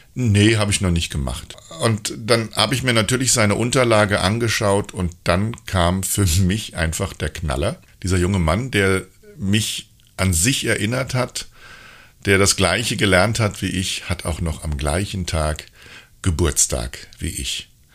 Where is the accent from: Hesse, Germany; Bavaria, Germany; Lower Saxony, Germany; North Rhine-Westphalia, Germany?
Hesse, Germany; ich war ja früher ein richtiger Heppes, wie man bei uns in Hessen sagt